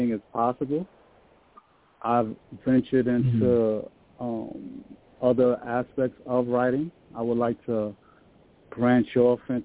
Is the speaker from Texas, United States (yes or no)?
no; New York City, New York, United States; I grew up in Brooklyn, New York.